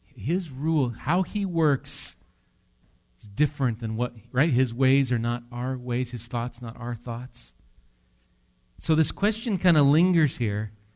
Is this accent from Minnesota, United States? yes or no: no; near Medford, Wisconsin, United States; I grew up near Medford, Wisconsin